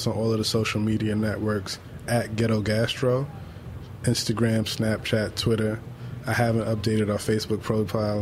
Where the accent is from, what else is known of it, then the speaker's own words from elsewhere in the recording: New York City, New York, United States; being from the Bronx